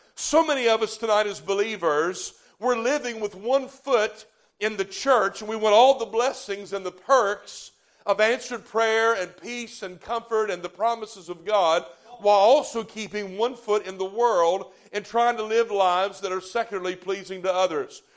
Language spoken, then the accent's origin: English; the South, United States; I'm from the South